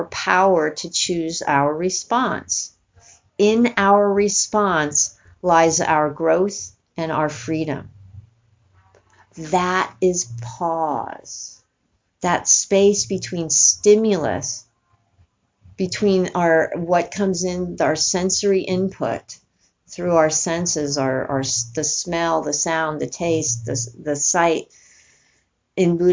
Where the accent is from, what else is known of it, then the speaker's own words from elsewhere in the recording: East Coast, United States; growing up on the East Coast, as I did